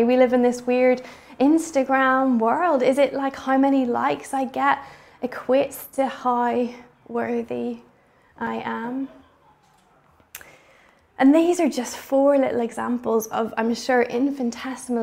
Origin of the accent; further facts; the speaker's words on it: Bangor, Northern Ireland, United Kingdom; my hometown of Bangor, Northern Ireland